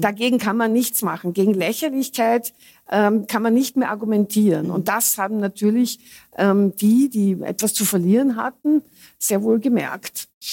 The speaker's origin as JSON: {"language": "German", "country": "Austria", "said": "bei uns in Österreich"}